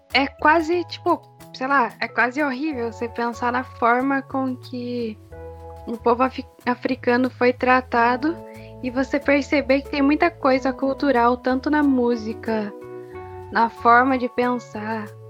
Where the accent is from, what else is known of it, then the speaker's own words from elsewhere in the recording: Brazil; o que nos identifica como brasileiros, por assim dizer, é a nossa cultura